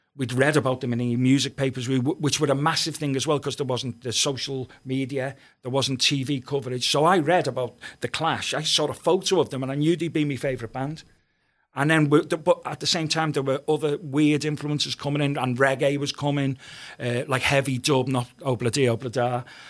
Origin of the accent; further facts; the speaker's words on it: Liverpool, North West England, United Kingdom; I came from Walton, and it's quite, it was quite a hard area, you know, where I grew up